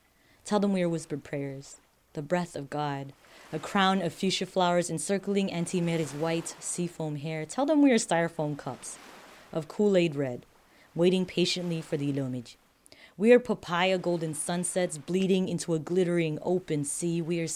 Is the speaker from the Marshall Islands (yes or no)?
yes; Marshall Islands